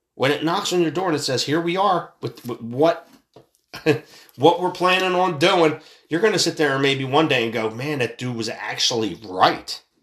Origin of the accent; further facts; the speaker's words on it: United States; I'm an American citizen